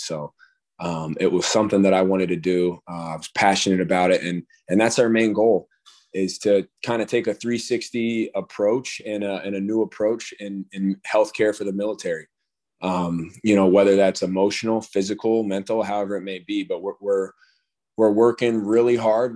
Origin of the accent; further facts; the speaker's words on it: Colorado, United States; growing up in Colorado near the Air Force Base